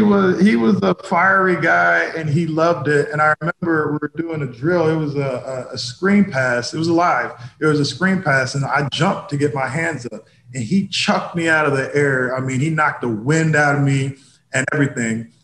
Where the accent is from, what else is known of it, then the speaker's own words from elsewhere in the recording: Indianapolis, Indiana, United States; moved away as an adult; also born or lived in Boston / New York; I was born in Indianapolis